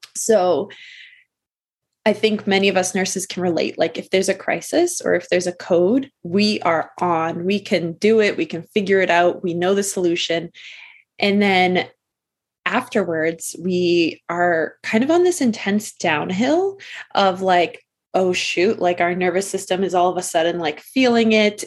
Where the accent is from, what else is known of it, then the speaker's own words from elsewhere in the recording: Massachusetts, United States; I am from Massachusetts, kind of born and raised here all my life